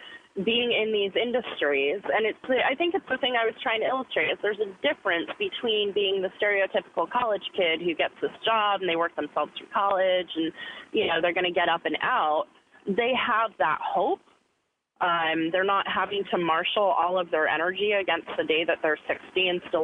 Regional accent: United States; I'm actually an American

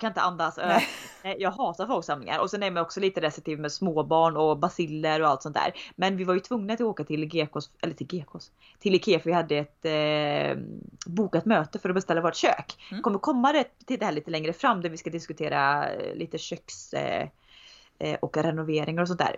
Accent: Tidaholm, Västra Götaland, Sweden; moved away as an adult; also born or lived in Uddevalla / Gothenburg; När jag bodde i Tidaholm hade jag pojkvän från Göteborg

